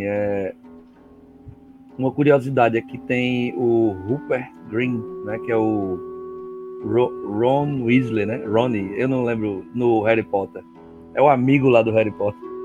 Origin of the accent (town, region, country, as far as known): Northeast Region, Brazil